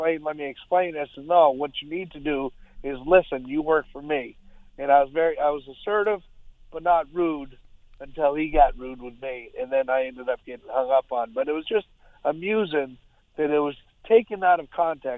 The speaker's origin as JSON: {"language": "English", "region": "Maine", "country": "United States", "said": "I'm from Maine"}